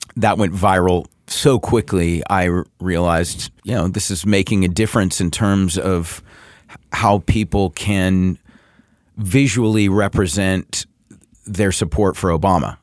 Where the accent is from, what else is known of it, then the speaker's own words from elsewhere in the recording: the South, United States; I grew up in the South